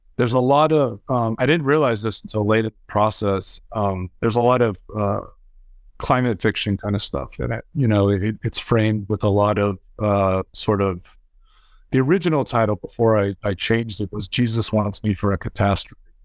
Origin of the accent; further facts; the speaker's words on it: California, United States; I grew up in California